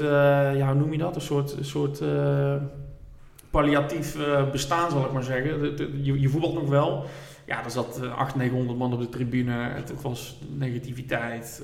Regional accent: Roosendaal, North Brabant, Netherlands; ik kom uit Roosendaal. Eh, ik ben nog opgegroeid, RBC, uit Roosendaal, al mijn vrienden.

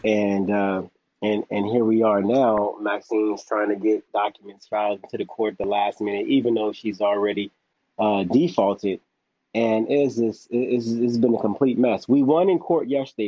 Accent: Los Angeles, California, United States; born or raised there

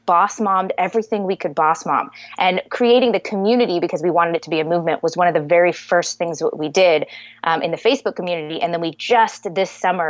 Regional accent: Southern California, United States; moved away as an adult; also born or lived in Columbus, Ohio; I'm from Southern California. My parents are native to San Diego

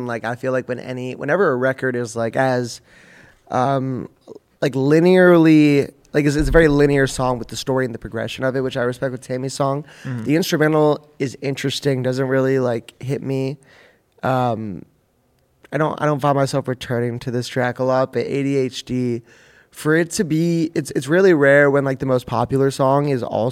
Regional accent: Manhattan Beach, California, United States; my hometown of Manhattan Beach

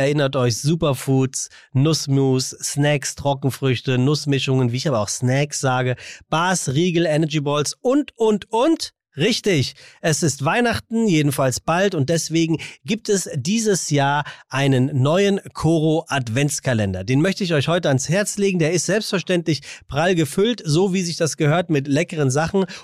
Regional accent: Hamburg, Germany; Ja, ich, ich komme ja aus dem Dorf. Ich finde das schön. Nee, Eppendorf.

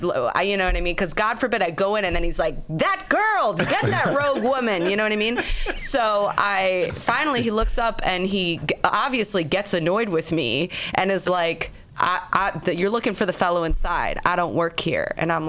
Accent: Chicago, Illinois, United States; now in New York, United States; I grew up in Chicago

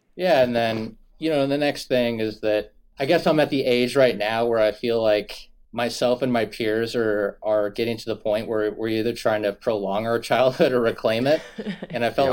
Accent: Sherwood, Oregon, United States; I'm from Sherwood, Oregon

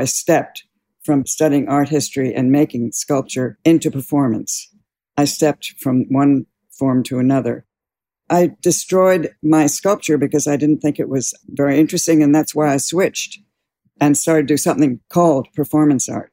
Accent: New York City, New York, United States; I was born in New York City, and I grew up here most of my life.

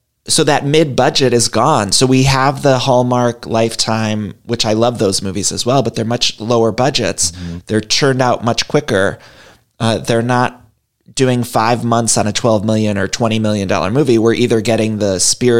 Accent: Cleveland, Ohio, United States; my hometown in Cleveland

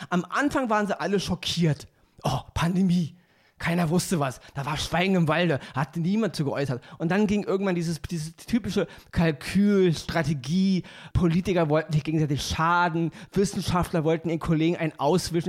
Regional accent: Berlin, Germany; ich komme aus Berlin

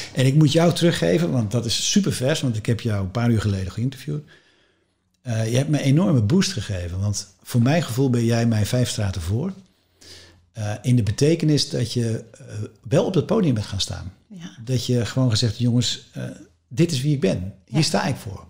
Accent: West Friesland, North Holland, Netherlands; ik kom uit West-Friesland, dat is een hartstikke mooi deel van Nederland.

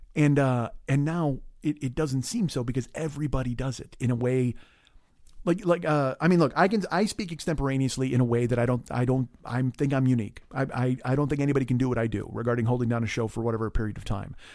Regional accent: Chicago, Illinois, United States; moved away; also born or lived in California; I'm from Chicago

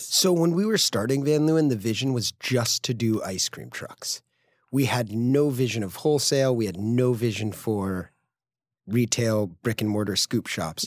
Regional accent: Greenwich, Connecticut, United States; moved away as an adult; also born or lived in San Francisco / upstate New York; Greenwich Point, where I grew up in Connecticut

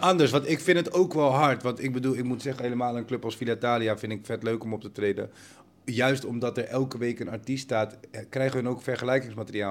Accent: Amersfoort, Utrecht, Netherlands; zo'n DJ-winkel bij ons in Amersfoort, waar ik vandaan kom in Nederland

